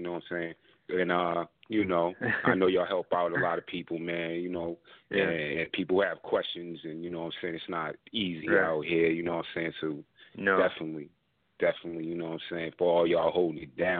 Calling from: Boston, Massachusetts, United States; I'm Boston, Beantown.

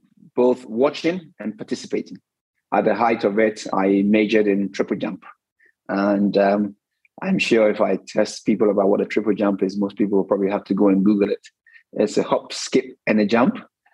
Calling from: New York, United States; I'm calling from New York.

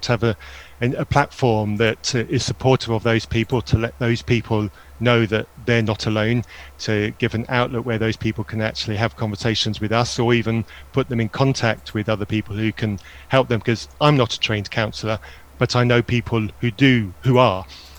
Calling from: Burnham-on-Sea, South West England, United Kingdom; I'm from Burnham-on-Sea, Somerset, UK.

